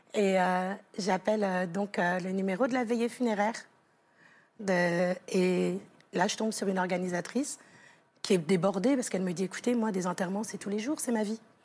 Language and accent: French; Versailles, Île-de-France, France; accent: Parisian; moved away as an adult; also born or lived in Costa Rica / United States / Canada / London; now in Ireland; mon petit accent de parisienne